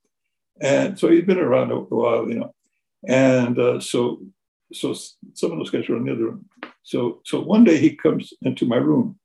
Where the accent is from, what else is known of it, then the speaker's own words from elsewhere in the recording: Fresno, California, United States; moved away; I come from Fresno, California, which is a very central California. It's agricultural, and you know, my parents came from Mexico, and so I was born during the Depression.